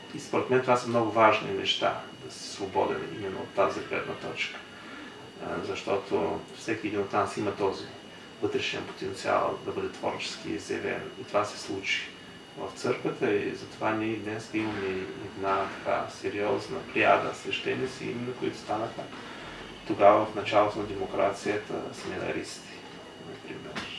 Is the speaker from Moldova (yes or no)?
yes; Moldova; moved away as an adult; also born or lived in Bulgaria; now in Varna, Bulgaria; в Молдова, откъдето съм роден, имаше война